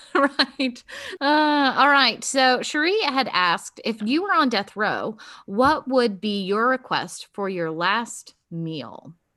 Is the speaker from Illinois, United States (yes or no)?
no; Virginia Beach, Virginia, United States; I was born in Virginia Beach